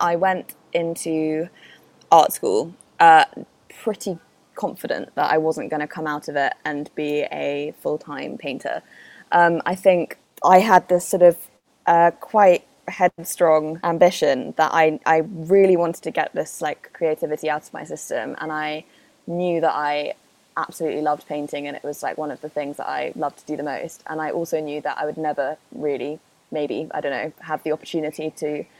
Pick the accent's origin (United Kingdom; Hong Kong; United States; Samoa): United Kingdom; London; also born or lived in Spain; Born and raised in London pretty much all my life, apart from a weird 3 years where we lived in Spain